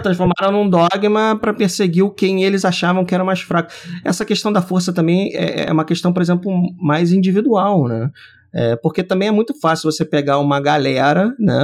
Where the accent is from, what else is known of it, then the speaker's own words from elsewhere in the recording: Brazil; nós que somos brasileiros